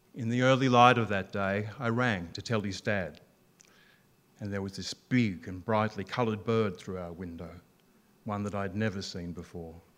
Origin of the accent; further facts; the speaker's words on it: Albury, New South Wales, Australia; I was from Albury on the Murray, north and south.